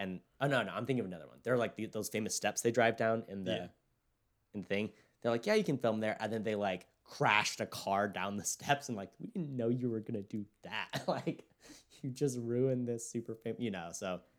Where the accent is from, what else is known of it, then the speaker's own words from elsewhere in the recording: California, United States; And my hometown is very diverse. It's like, it could even split between white, black, and Hispanic.